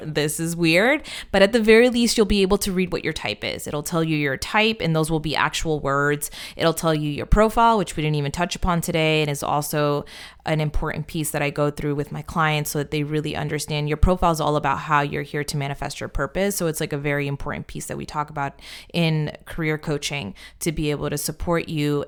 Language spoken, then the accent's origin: English; United States; I am American